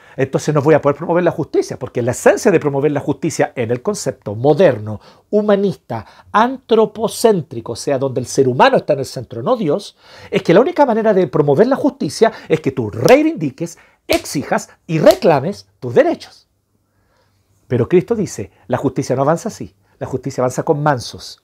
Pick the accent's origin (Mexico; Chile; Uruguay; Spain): Chile; nosotros como chilenos